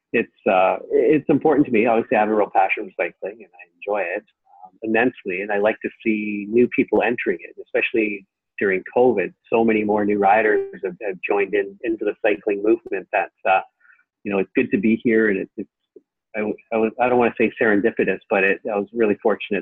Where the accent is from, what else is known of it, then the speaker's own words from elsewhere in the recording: Richmond, British Columbia, Canada; also born or lived in Vancouver; born and raised in Richmond. I was born in Richmond Hospital.